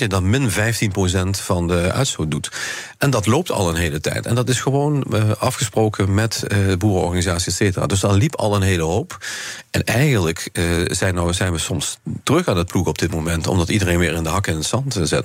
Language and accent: Dutch; Maastricht, Limburg, Netherlands; bij ons in Maastricht